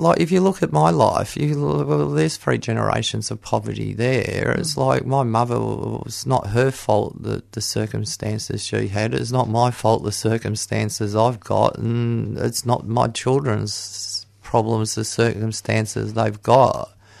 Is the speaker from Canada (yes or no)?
no; Geelong, Victoria, Australia; Yes, I'm from Geelong.